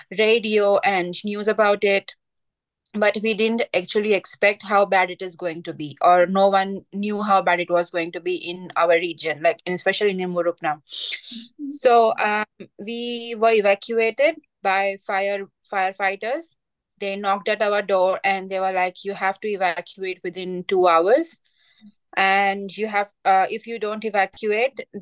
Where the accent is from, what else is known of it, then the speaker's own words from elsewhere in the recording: Gujarat, India; moved away as an adult; also born or lived in Greater Shepparton, Victoria, Australia; now in Mooroopna, Australia; I am from India, western state of India. It's called Gujarat.